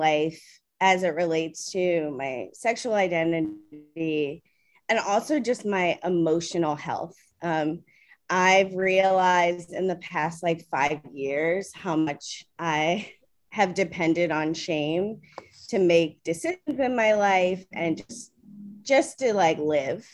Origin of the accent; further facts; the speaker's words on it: Maryland, United States; moved away as an adult; now in New York City, United States; I'm originally from Maryland. I live in New York City now and have for almost